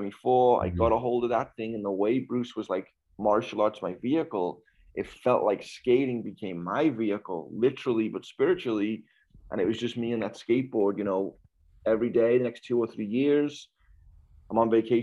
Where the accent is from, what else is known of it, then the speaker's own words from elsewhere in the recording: Liverpool, North West England, United Kingdom; moved away as an adult; now in United States; born and raised Liverpool, England.